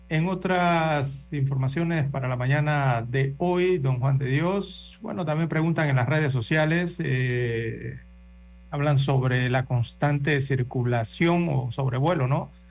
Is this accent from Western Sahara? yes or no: yes; Western Sahara; Spanish is a second language; vengo del Sahara Occidental, de es una colonia, ex colonia española, y por eso hablo español.